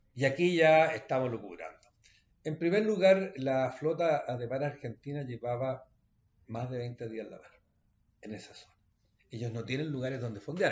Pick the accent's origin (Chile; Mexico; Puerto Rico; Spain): Chile